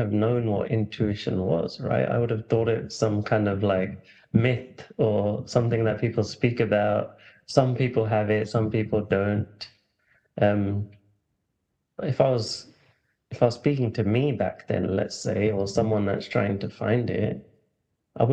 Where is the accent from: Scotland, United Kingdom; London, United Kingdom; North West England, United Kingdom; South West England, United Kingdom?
London, United Kingdom; I grew up in London, England. People might start hearing the accent